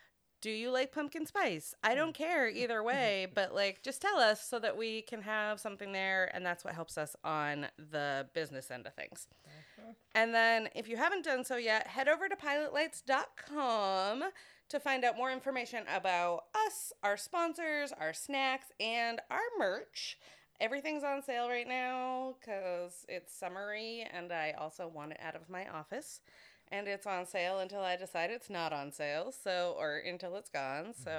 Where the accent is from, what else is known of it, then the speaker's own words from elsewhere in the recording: Greenville, Maine, United States; Greenville, Maine, which is my hometown